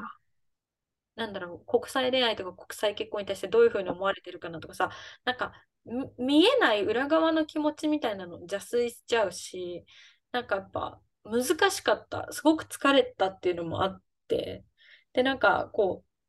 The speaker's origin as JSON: {"language": "Japanese", "country": "Japan", "moved": "as an adult", "lives_now": "Brazil", "said": "日本に住んでた頃"}